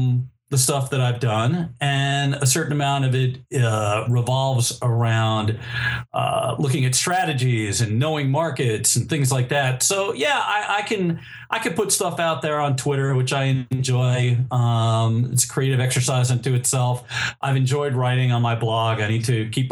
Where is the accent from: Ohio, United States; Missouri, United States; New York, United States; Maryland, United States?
New York, United States; New York City; I am a native New Yorker. I was born in Manhattan.